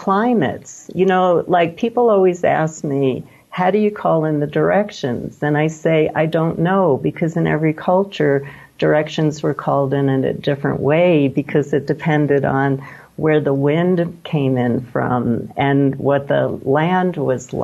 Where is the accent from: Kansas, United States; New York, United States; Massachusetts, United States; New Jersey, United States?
New York, United States; also born or lived in California; now in Santa Fe, United States; I grew up in New York